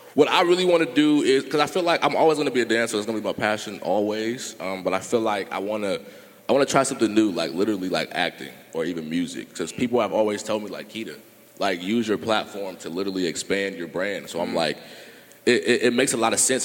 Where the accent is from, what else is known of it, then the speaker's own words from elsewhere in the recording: Sacramento, California, United States; born and raised in Sacramento